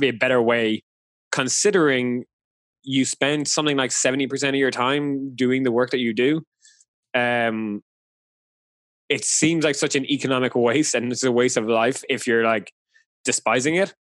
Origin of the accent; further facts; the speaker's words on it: Ireland; I'm Irish, so it's a nice throwback to Ireland.